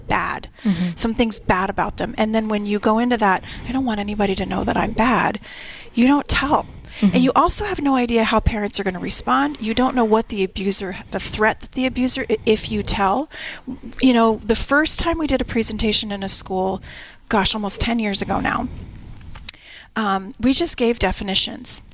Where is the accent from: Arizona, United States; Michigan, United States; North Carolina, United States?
Arizona, United States; Tucson; I was born and raised here in Tucson